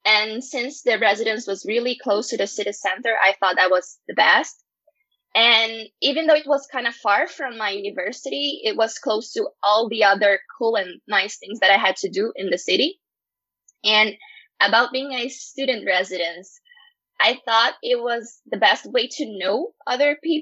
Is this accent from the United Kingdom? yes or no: no; Porto Alegre, Rio Grande do Sul, Brazil; first language Portuguese; English is a second language; my city, in my hometown, in Porto Alegre, in Brazil